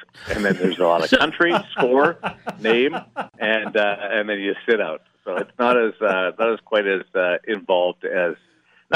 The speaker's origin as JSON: {"language": "English", "country": "Canada", "said": "despite being Canadian"}